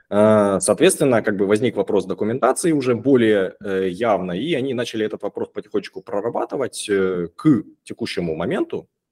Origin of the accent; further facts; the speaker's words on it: Rostov-on-Don, Rostov Oblast, Russia; 36 лет, э, Ростов-на-Дону.